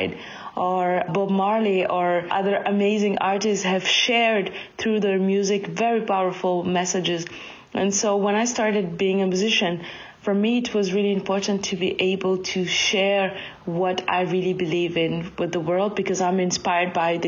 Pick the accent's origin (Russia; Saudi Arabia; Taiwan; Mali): Mali; moved away; also born or lived in Ghana; I was born and raised in Mali, and I lived 8 years in Ghana